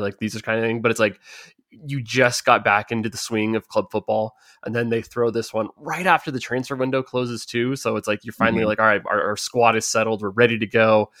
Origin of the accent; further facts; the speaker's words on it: United States; we're Americans, we say soccer.